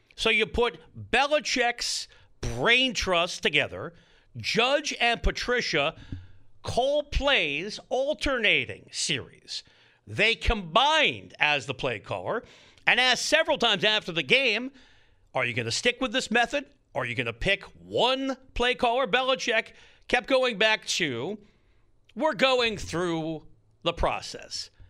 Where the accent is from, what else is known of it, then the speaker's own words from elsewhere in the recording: East Coast, United States; now in Southern California, United States; I'm from the East Coast